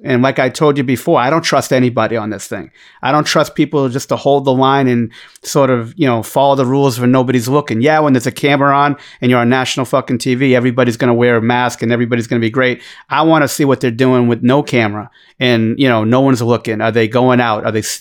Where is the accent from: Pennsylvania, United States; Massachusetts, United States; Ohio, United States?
Massachusetts, United States; Boston; accent: Boston; my Boston accent's